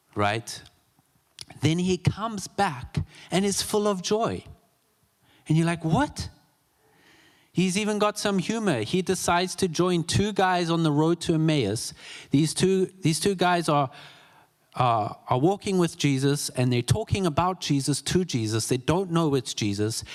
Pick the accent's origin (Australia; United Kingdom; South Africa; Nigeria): South Africa; moved away; I'm from South Africa. I attended a vineyard church and growing up in South Africa